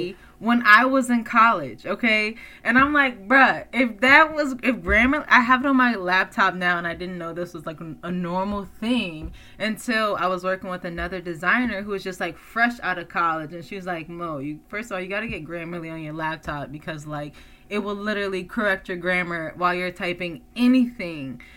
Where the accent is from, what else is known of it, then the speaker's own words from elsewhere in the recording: East Coast, United States; moved away; I come from the East Coast where it's like very government oriented like you know because it's like that's where washington dc is